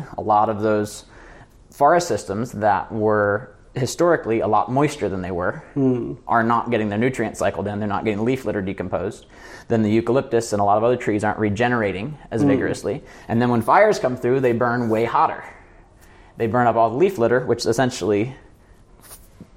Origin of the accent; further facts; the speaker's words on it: United States; I'm American